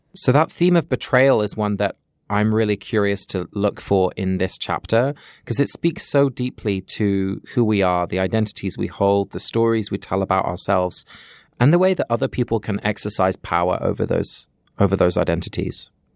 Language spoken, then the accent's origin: English; England, United Kingdom; moved away; Although I grew up in England, my parents are both Dutch, so they were born and raised in Holland and moved to the U K just before I was born, and we spoke Dutch at home